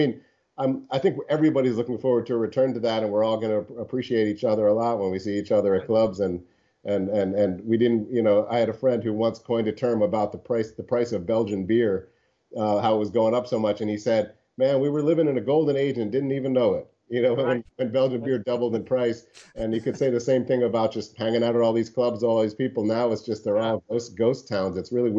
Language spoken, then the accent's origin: English; East Coast, United States; now in Chicago, United States; I was new to Chicago. I'm from the East Coast.